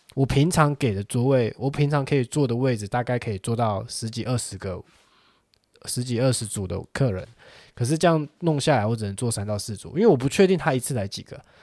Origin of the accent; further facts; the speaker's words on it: Taiwan; 我们台湾人民